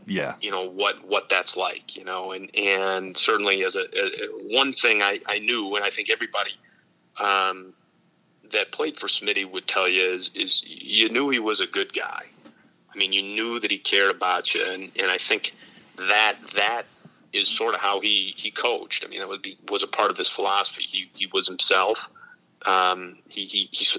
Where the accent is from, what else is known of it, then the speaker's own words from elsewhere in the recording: Green Bay, Wisconsin, United States; now in Minnesota, United States; I'm from Green Bay, Wisconsin originally